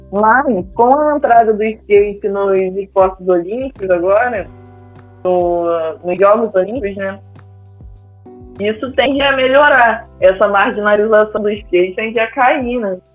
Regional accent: Miguel Pereira, Rio de Janeiro, Brazil; Quando eu era criança, né, morando em Miguel Pereira

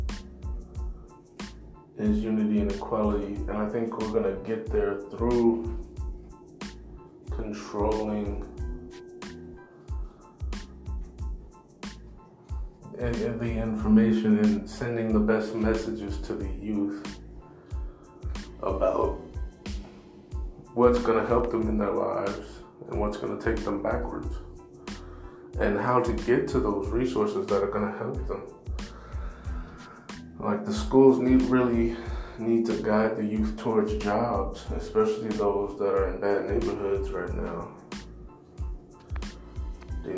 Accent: United States; I'm an American. I was born and raised here

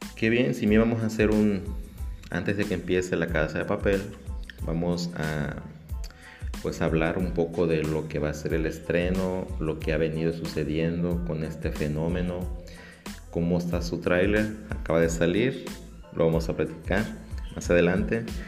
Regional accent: Mexico; para muchos mexicanos

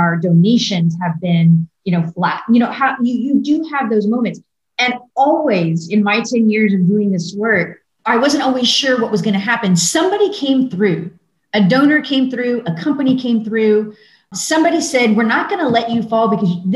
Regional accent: Pasadena, Texas, United States; moved away as an adult; now in San Antonio, United States; I grew up in the Houston area in Pasadena

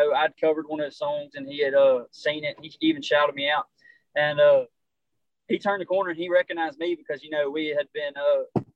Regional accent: West Monroe, Louisiana, United States; Yeah, that's my hometown

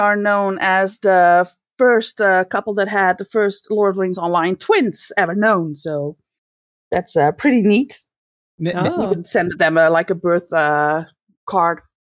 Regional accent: Netherlands; English is a second language; Well, I'm from the Netherlands.

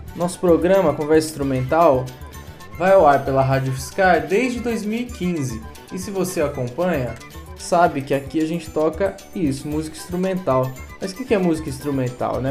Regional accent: Brazil

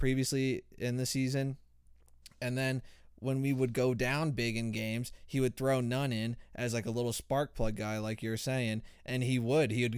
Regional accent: Miami, Florida, United States; we're from Miami and we're Heat fans

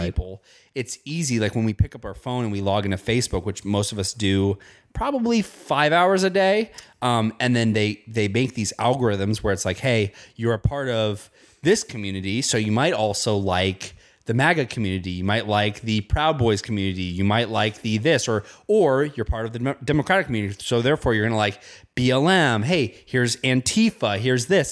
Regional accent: Indiana, United States; I grew up in Indiana.

